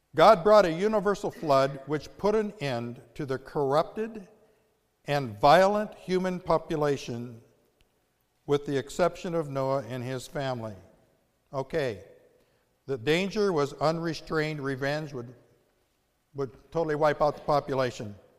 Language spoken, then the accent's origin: English; United States; the incredible privilege of growing up in the United States